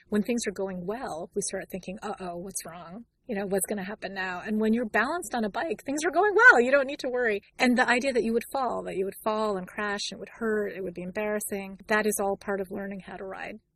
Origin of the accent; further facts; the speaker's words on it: New York City, New York, United States; I grew up in New York in the Bronx